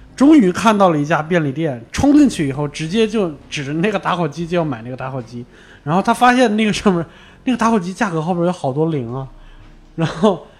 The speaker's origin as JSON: {"language": "Chinese", "town": "Baoding", "region": "Hebei", "country": "China", "tie": "born or raised there", "said": "我老家就是，就是宝堆那边儿"}